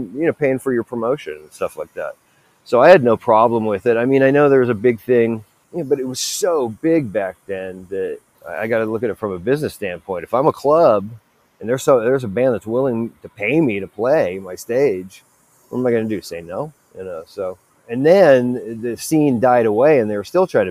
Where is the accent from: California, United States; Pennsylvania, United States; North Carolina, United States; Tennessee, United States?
California, United States; Los Angeles; I'm from Sylmar, California, which is in Los Angeles. It's in the Valley